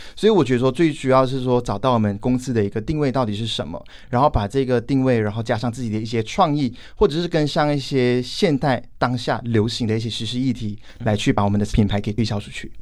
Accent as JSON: {"language": "Chinese", "country": "Malaysia", "said": "今年二十五岁，我来自马来西亚"}